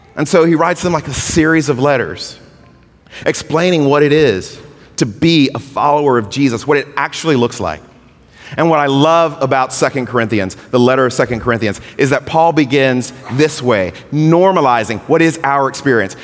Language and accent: English; Georgia, United States; moved away; also born or lived in California; I'm from Georgia.